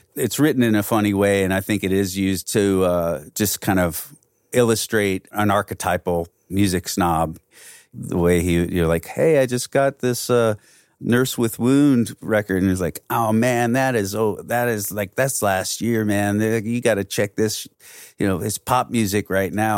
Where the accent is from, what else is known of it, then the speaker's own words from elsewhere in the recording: Belleville, Illinois, United States; we came from the other side of the river, we came from Belleville.